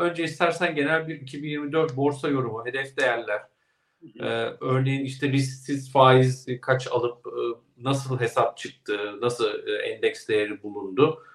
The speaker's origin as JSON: {"language": "Turkish", "town": "Ilgaz", "region": "Kastamonu", "country": "Turkey", "tie": "born or raised there", "moved": "yes", "said": "memleketime selamlar. Kastamonu, Ilgaz. Evet, Ilgaz'dan selamlar."}